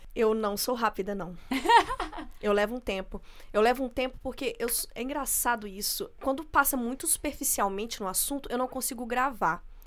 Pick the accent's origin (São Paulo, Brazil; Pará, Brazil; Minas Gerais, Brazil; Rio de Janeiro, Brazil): Minas Gerais, Brazil; interior of; eu sou do interior de Minas